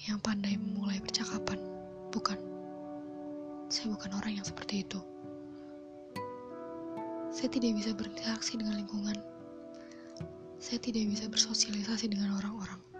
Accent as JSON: {"language": "Indonesian", "town": "Brebes", "region": "Central Java", "country": "Indonesia", "tie": "born or raised there", "said": "Saya lahir di kota Bawang Merah, Brebes, tanggal 25 Januari 2002. Tahun ini usia saya menginjak 19 tahun."}